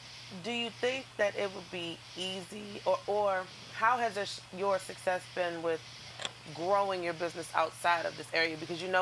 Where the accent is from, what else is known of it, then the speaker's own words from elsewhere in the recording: United States; me and him come from the same place. I'm from Siouxland as well. I was raised in Siouxland.